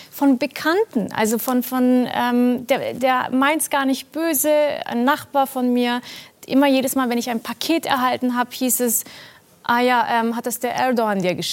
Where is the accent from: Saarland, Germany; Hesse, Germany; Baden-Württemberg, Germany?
Baden-Württemberg, Germany; Also ein Freund von mir meinte, ah übrigens, wir machen in deinem Land Urlaub. Ich dachte, ich wusste natürlich. In Baden-Württemberg.